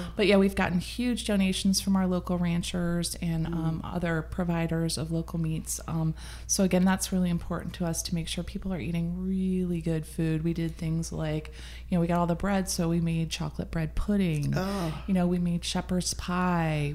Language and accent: English; Midwest, United States; now in Sonoma County, United States; I'm from the Midwest. I'm all about a hot dish.